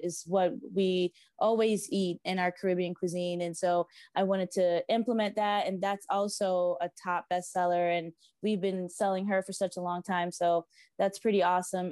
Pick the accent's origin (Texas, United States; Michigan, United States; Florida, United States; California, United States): Florida, United States; South; I grew up in South Florida. I'm a beach baby.